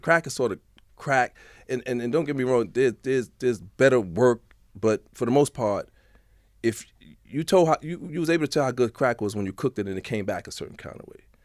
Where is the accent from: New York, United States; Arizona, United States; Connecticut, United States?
New York, United States; New York City; also born or lived in Manhattan / Harlem; I was from the Bronx. I came down to Manhattan